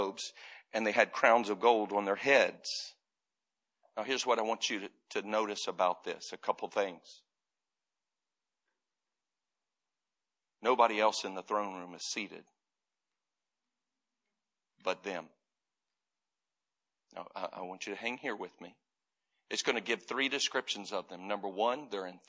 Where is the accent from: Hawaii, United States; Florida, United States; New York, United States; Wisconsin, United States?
Florida, United States; I grew up in Florida